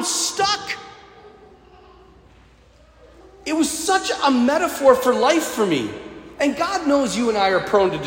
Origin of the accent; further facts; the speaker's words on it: North Dakota, United States; I'm from North Dakota